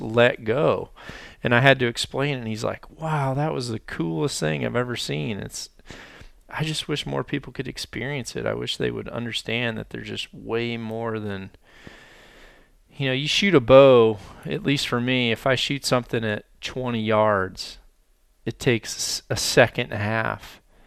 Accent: Mississippi Delta, United States; moved away; where I was from the Mississippi Delta

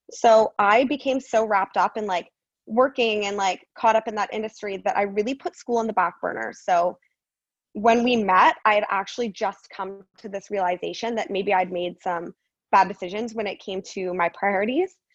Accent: Guelph, Ontario, Canada; moved away as an adult; also born or lived in Toronto area, Canada; now in Arizona, United States; So I'm a Canadian girl. I was born just outside of Toronto, and then I lived in Guelph my whole life. Um, that's actually where I ended up going to university as well.

